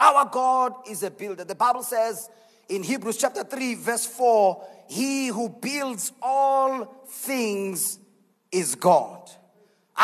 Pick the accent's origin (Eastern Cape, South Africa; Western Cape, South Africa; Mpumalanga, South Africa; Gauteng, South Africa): Mpumalanga, South Africa; I am from Mpumalanga.